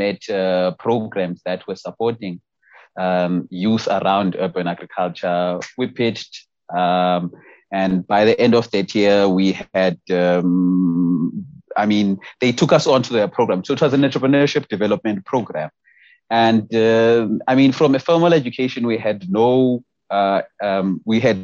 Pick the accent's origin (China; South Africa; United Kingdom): South Africa; Eastern Cape; moved away as an adult; now in Johannesburg, South Africa; I grew up in the Eastern Cape, and I came to Joburg around 2017